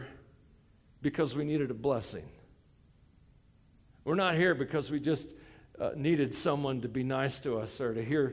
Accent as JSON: {"language": "English", "country": "United States", "said": "I'm an American."}